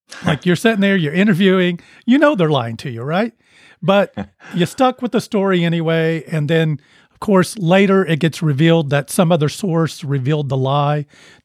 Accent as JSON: {"language": "English", "region": "Oklahoma", "country": "United States", "tie": "born or raised there", "said": "I remember growing up, I grew up in Eastern Oklahoma, and I remember, third or fourth grade."}